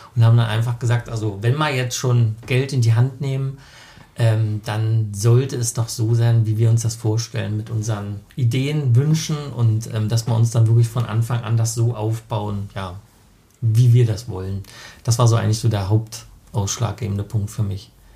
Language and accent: German; Finsterwalde, Brandenburg, Germany; moved away as an adult; also born or lived in Karlsruhe / Frankfurt am Main / Doberlug-Kirchhain; Ja, also wir sind hier, beide hier geboren in Finsterwalde, sind hier zur Schule gegangen